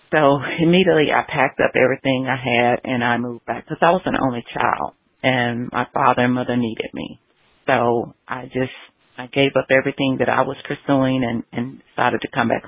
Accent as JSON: {"language": "English", "region": "the South", "country": "United States", "tie": "born or raised there", "also_born_or_lived": "Los Angeles", "moved": "yes", "said": "growing up in the South as a Southerner."}